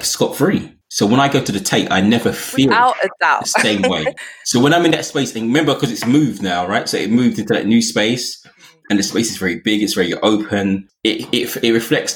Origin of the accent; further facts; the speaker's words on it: London, United Kingdom; as a Londoner